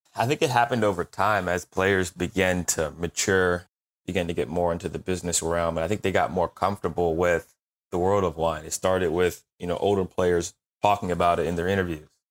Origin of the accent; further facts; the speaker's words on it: Canton, Ohio, United States; I grew up in Canton, Ohio